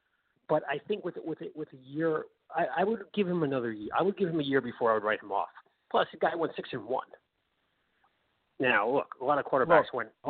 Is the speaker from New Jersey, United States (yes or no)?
yes; New Jersey, United States; I'm from New Jersey.